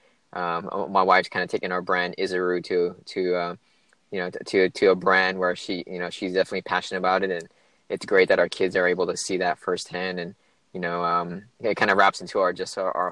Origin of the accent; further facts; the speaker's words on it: California, United States; moved away as an adult; also born or lived in San Francisco, United States / Los Angeles, United States / Maryland, United States; I was actually born and raised in California all my life. Grew up all around California from San Francisco down to kind of Los Angeles